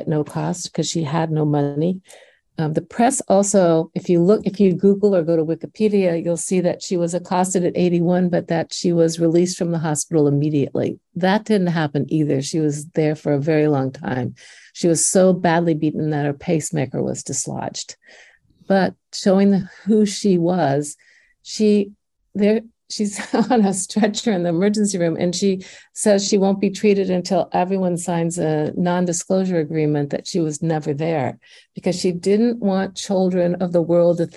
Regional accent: Indiana, United States; accent: Midwestern; now in Washington, D.C., United States; growing up in Indiana

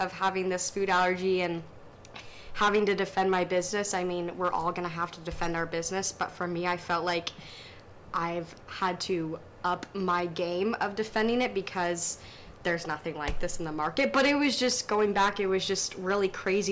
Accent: Fishers, Indiana, United States; opening a breakfast cafe in Fishers, Indiana, where I grew up.

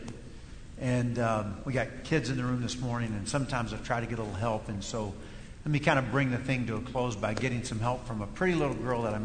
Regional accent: Kentucky, United States; first language English; I was raised in Kentucky, a dialect

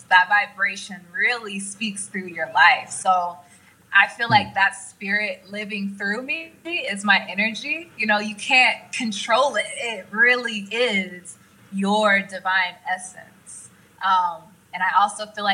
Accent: Oklahoma, United States; moved away as an adult; also born or lived in Los Angeles; I'm from Oklahoma

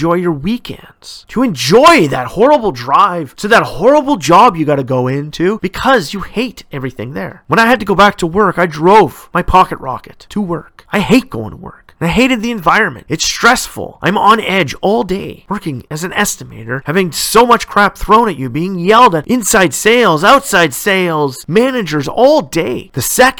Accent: Ontario, Canada; my home province of Ontario

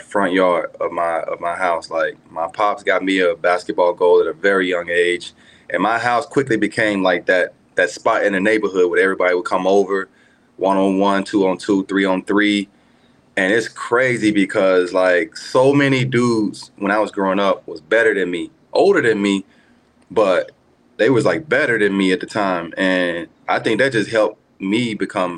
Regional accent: Memphis, Tennessee, United States; also born or lived in Virginia; born and raised in Memphis, Tennessee. Area called Whitehaven

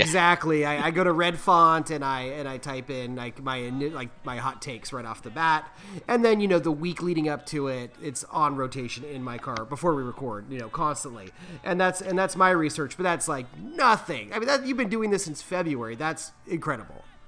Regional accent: Sacramento, California, United States; We're from Sacramento.

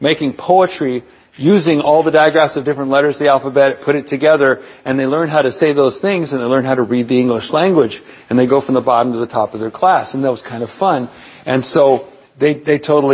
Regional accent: Palm Springs, California, United States; also born or lived in San Bernardino; at Palm Springs High School. We moved out from San Bernardino and then moved out to Palm Springs.

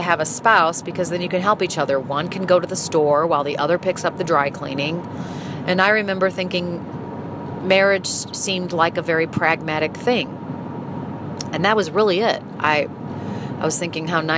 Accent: St. Louis, Missouri, United States; moved away as an adult; also born or lived in Philadelphia; when I moved from Philadelphia back to St. Louis, I moved back to my hometown

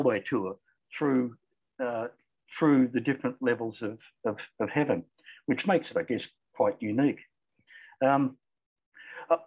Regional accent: Australia; accent: Australian; also born or lived in Cairns, Queensland; You can probably tell from the accent that I'm Australian.

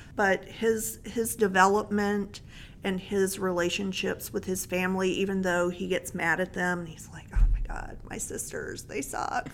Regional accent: Mississippi, United States; I was a protected little white girl in a small town in Mississippi

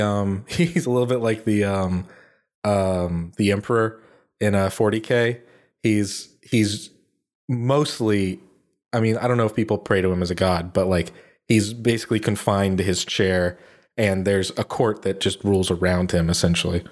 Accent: United States

